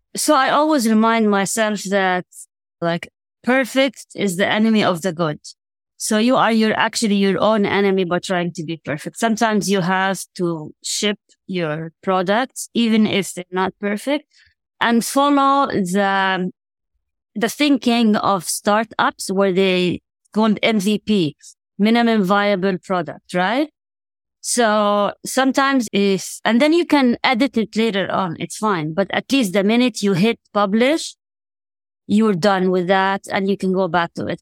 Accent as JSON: {"language": "English", "country": "Jordan", "tie": "born or raised there", "moved": "as an adult", "lives_now": "United States", "said": "I was born and raised there. So I spent twenty years there."}